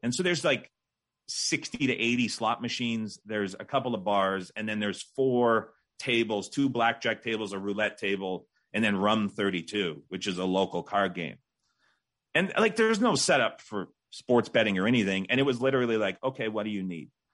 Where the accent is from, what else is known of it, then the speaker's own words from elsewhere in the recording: Saskatchewan, Canada; moved away as an adult; also born or lived in Calgary; where I grew up in Saskatchewan